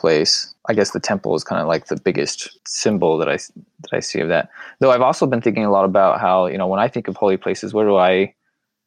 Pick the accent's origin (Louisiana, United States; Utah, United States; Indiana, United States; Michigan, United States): Utah, United States; Tremonton; also born or lived in Texas; I grew up in Utah. And northern Utah, country town, Tremont, Utah.